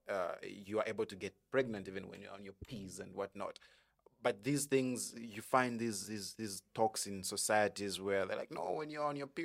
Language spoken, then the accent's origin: English; Kitwe, Copperbelt Province, Zambia; also born or lived in Solwezi; I was born in Kitwe.